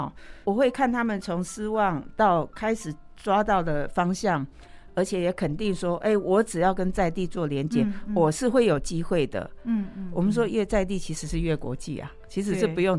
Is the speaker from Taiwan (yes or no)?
yes; Taiwan; 虽然我们都是台湾人